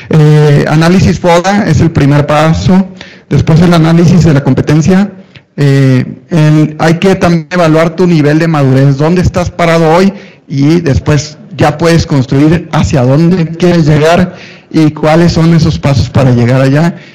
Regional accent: Tampico, Tamaulipas, Mexico; also born or lived in Monterrey; now in Mexico City, Mexico; Y luego me vine a Ciudad de México, si no hay en el acento regio o norteño, es porque estuve 20 años en Monterrey, soy de Tampico, Tamaulipas, no, no me maten, este, soy de Tampico

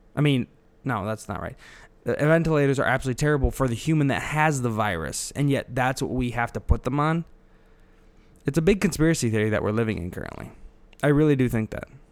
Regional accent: Illinois, United States; I'm from Illinois, not Chicago

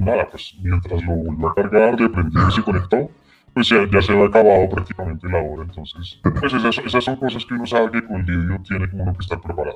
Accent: Bogotá, Colombia; Bogotá, bogotano, aunque mi familia viene de, del altiplano, son cundiboyacenses, pero yo nací, crecí en Bogotá

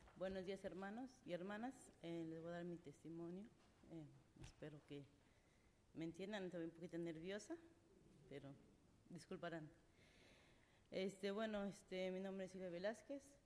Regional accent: Mexico; moved away; yo soy de México, fui criada con costumbres de mi familia

